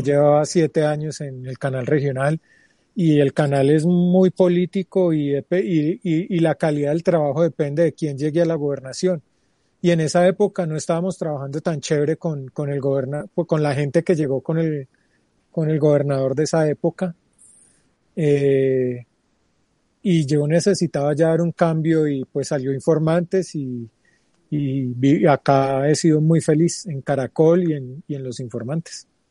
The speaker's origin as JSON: {"language": "Spanish", "town": "Pereira", "region": "Risaralda", "country": "Colombia", "tie": "born or raised there", "also_born_or_lived": "Medellín / Quindío", "moved": "yes", "lives_now": "Bogotá, Colombia", "said": "Nací en Pereira hace 41 años"}